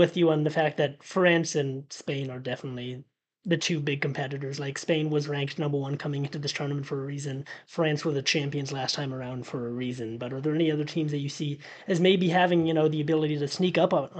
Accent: Boston, Massachusetts, United States; I am from Boston.

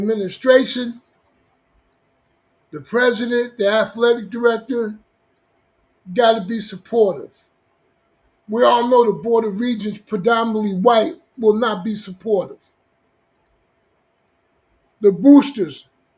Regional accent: Newark, New Jersey, United States; I'm from New Jersey. I'm from Newark, New Jersey.

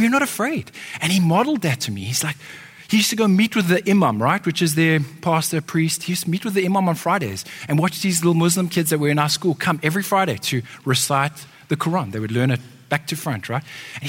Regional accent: Johannesburg, Gauteng, South Africa; I grew up in Johannesburg, which is a big city in South Africa

